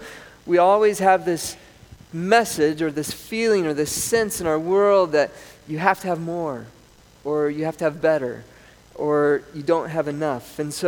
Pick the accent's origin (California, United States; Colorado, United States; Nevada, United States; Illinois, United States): Colorado, United States; born there; also born or lived in South America; I grew up in South America. A lot of my younger childhood years were in South America. I was born in Colorado.